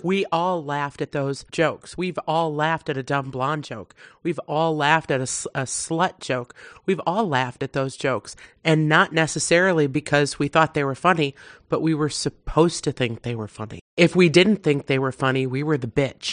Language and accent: English; Wisconsin, United States; I'm from Wisconsin